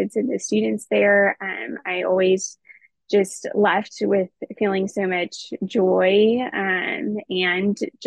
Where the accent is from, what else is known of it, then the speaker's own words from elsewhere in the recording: Texas, United States; I'm from Texas originally